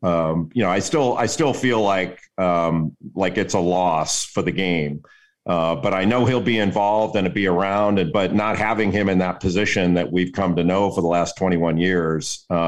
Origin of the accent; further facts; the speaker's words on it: Los Angeles, California, United States; growing up in Los Angeles